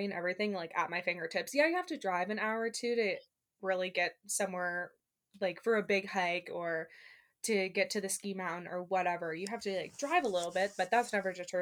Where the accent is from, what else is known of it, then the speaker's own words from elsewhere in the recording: Northern Illinois, United States; moved away as an adult; now in Washington, United States; I'm from Northern Illinois, like just south of the Wisconsin